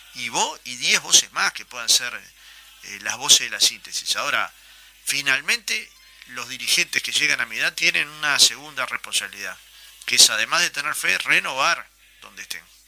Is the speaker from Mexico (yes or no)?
no; Montevideo, Uruguay; Yo era un niño, iba a la cancha de Goe muchas veces escapado de, mi padre para ver el partido